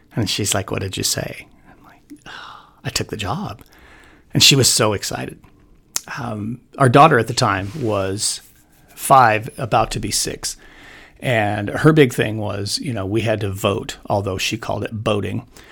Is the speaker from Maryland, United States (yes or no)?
no; Wyoming, United States; moved away as an adult; also born or lived in Arizona; having grown up in Wyoming